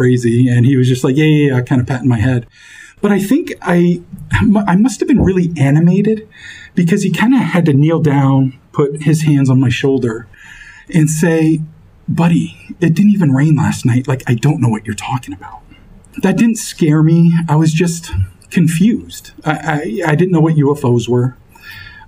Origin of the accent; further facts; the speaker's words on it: Fort Kent, Maine, United States; also born or lived in Bar Harbor, Maine; I grew up in Fort Kent, and we lived on Main Street.